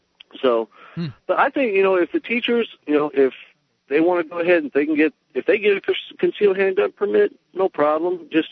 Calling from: Oxford, Alabama, United States

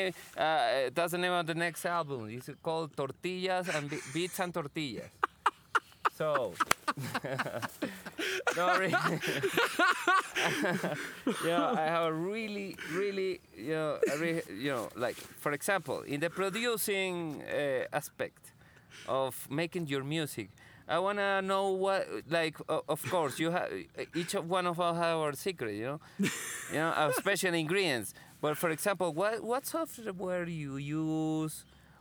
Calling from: Chihuahua, Mexico; You know, I'm calling from Chihuahua.

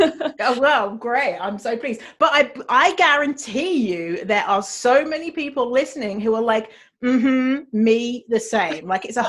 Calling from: Ireland; So we're coming from Ireland today.

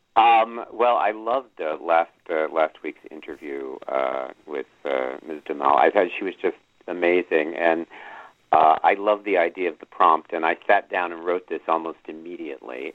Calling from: New York City, New York, United States; I'm calling from Manhattan

